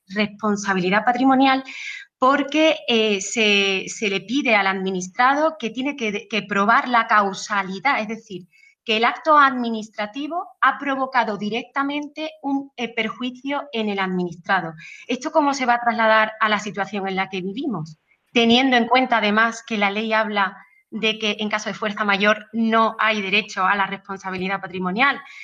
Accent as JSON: {"language": "Spanish", "town": "Seville", "region": "Andalusia", "country": "Spain", "tie": "born or raised there", "said": "Sevilla, que fue donde, bueno, que es mi ciudad natal, salí allí, estudié en la Universidad de Sevilla"}